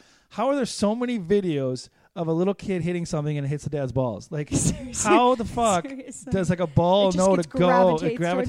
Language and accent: English; Chicago, Illinois, United States; accent: nasally Chicago; now in Los Angeles, United States; I have my nasally Chicago accent.